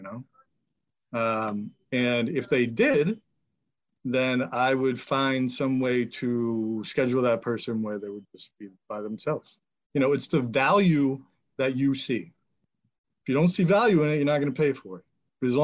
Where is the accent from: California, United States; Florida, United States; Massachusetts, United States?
Massachusetts, United States; Marblehead; also born or lived in Billerica; I moved back to my hometown, Marblehead